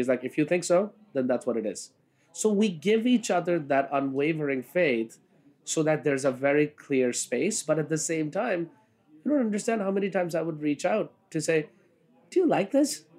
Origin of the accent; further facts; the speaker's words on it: India; now in New York City, United States; who's from India